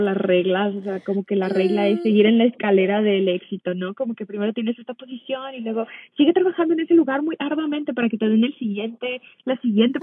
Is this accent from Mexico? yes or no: yes; Mexico; moved away as an adult; now in United States; yo soy nací en Estados Unidos, pero de muy pequeña me fui a vivir a México, entonces crecí la mayor parte de mi vida allá.